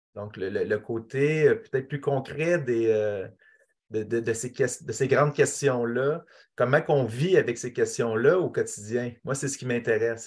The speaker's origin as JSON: {"language": "French", "region": "Quebec", "country": "Canada", "also_born_or_lived": "Nunavik", "said": "en tant que Québécois"}